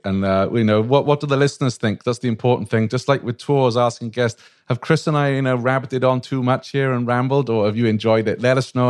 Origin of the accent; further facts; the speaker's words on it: Wales, United Kingdom; now in United States; Well, I'm a Welshman